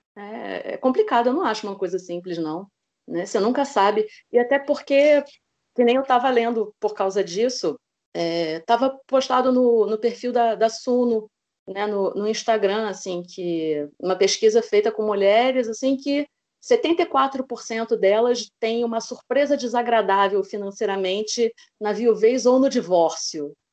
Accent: Rio de Janeiro, Brazil; sou do Rio de Janeiro, tenho 38 anos

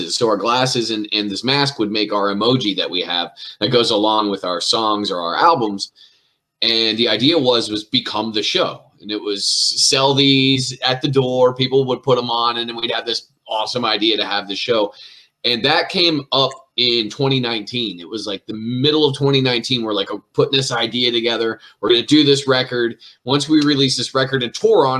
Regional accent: Elizabethtown, Pennsylvania, United States; I grew up in a town in the middle of that square called Elizabethtown

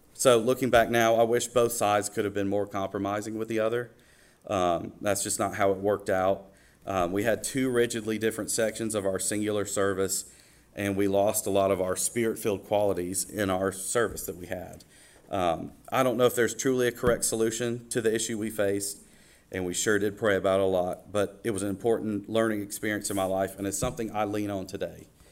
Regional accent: Watkinsville, Georgia, United States; also born or lived in Athens, Georgia; I was born in Athens, Georgia, and I grew up about 10 minutes down the road uh, in Watkinsville, Georgia, in Oconee County

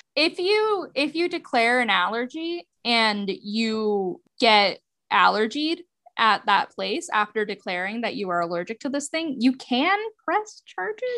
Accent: United States; as an American

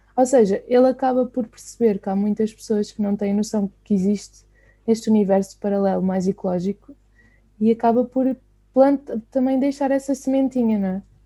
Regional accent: Sintra, Lisbon, Portugal; eu sou de Sintra

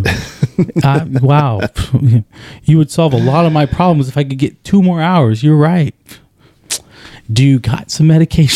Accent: Arizona, United States; I'm from Arizona

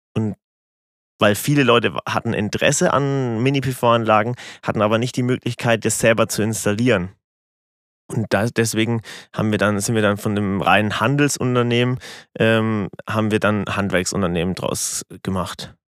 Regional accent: Rottendorf, Bavaria, Germany; Ich komme aus Rottendorf

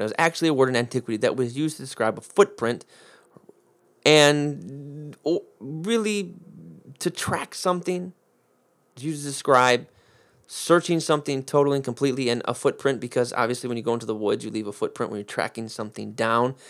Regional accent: United States; I'm American, through four generations back, four generations back, 'cause my, my ancestors on my dad's side were Sicilian, so I grew, grew up in an Italian family

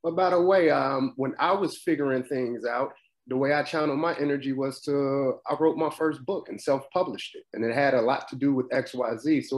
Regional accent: Chicago, Illinois, United States; Chicago, Chi-town.

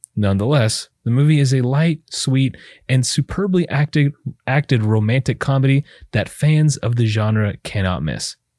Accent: Texas, United States; brown kids growing up in Texas.

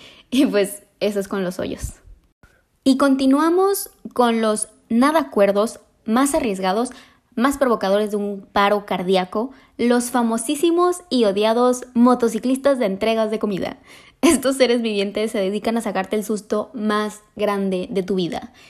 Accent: Mexico

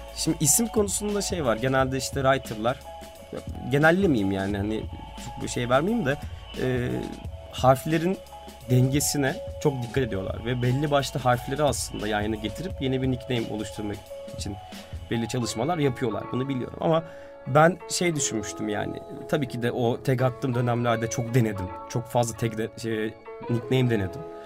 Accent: Istanbul, Turkey; Biz Beyoğlu'nda doğduk büyüdük ailecek babamla ben de.

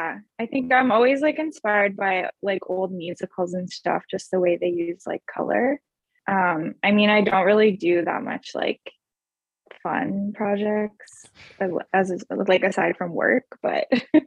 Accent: Burlington, Ontario, Canada; now in Toronto, Canada; I am from Burlington originally.

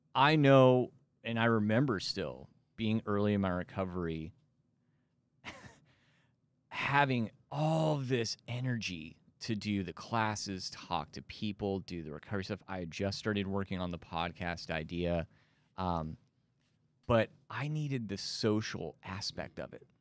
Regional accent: Amarillo, Texas, United States; moved away; I'm from Amarillo, Texas, born and raised there

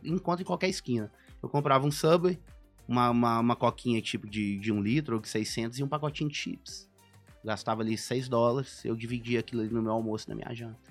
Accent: Brazil; moved away as an adult; also born or lived in Boston; sou brasileiro

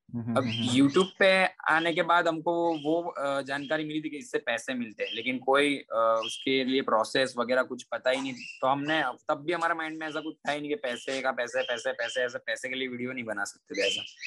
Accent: Surat, Gujarat, India; मैं गुजरात सूरत से बिलोंग करता हूँ

